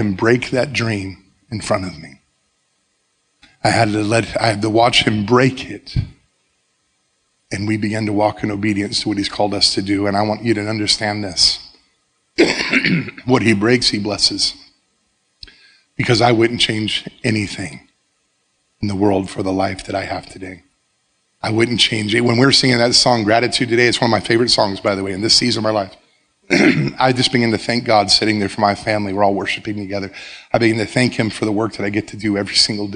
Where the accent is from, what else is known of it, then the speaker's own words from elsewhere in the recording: South Florida, United States; moved away as an adult; also born or lived in Baker County, Florida; I started at John I. Leonard High School, my hometown. The high school I graduated from